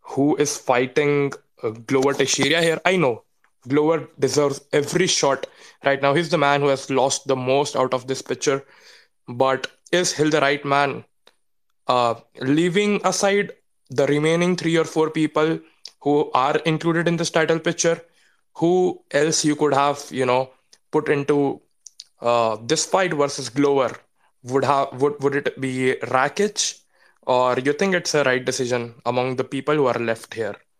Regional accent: India; I'm from India

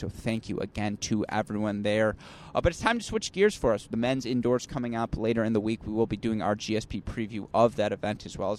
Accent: Michigan, United States; moved away; my home state of Michigan.

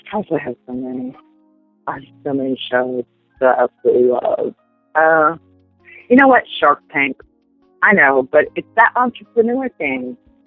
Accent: the South, United States; Southern food, being that I'm from the South, I like to throw down in the kitchen with some good old Southern food

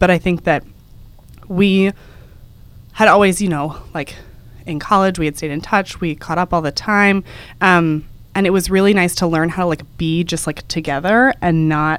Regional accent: Texas, United States; moved away as an adult; After I graduated from college, I'm from Texas, I was moving to New York.

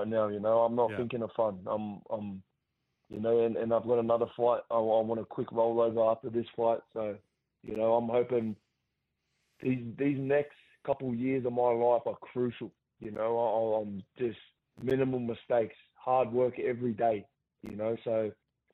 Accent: Gosford, New South Wales, Australia; my hometown

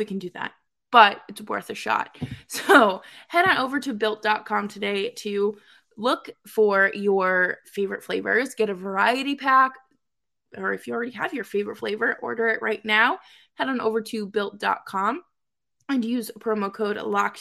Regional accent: Boston, Massachusetts, United States; I grew up spoiled rotten in Boston

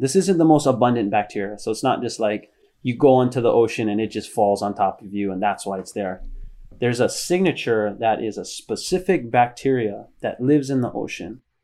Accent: Hilo, Hawaii, United States; moved away as an adult; also born or lived in San Diego, California; I come from Hilo, which is a really small town.

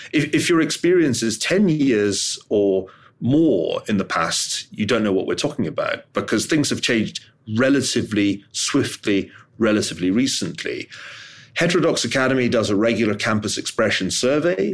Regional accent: Glasgow, Scotland, United Kingdom; I'm from Glasgow

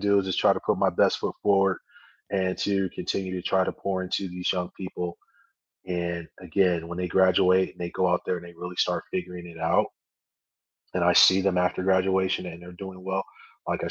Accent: Chicago, Illinois, United States; now in Michigan, United States; I'm from Chicago originally.

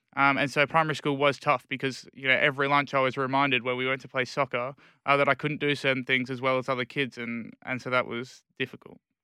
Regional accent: Perth, Western Australia, Australia; born or raised there; also born or lived in England

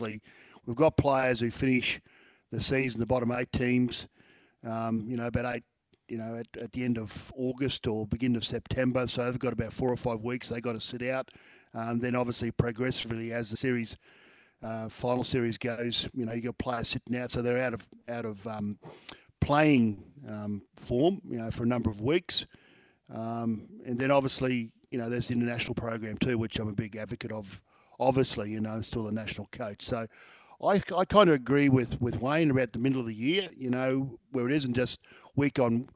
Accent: Queensland, Australia; I'm still feeling very satisfied as a Queenslander

